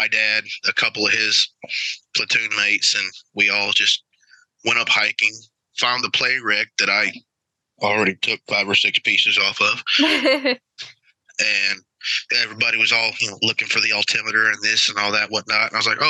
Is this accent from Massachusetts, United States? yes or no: no; Charleston, South Carolina, United States; I grew up in South Carolina on the Charleston Naval Base.